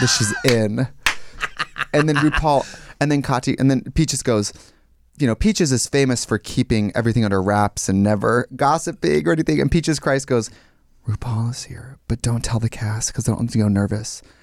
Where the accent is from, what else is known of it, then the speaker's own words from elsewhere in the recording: Wausau, Wisconsin, United States; moved away as an adult; now in Los Angeles, United States; In my hometown in Wausaki, Wisconsin, I'm filthy rich